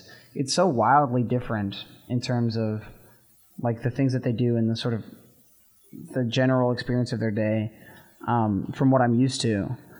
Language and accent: English; Texas, United States; moved away as an adult; now in Alabama, United States; And I'm from Texas.